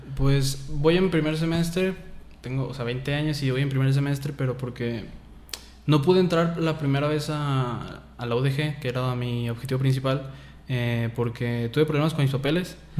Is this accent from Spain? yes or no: no; Lagos de Moreno, Jalisco, Mexico; nací aquí en Lagos de Moreno y tengo 20 años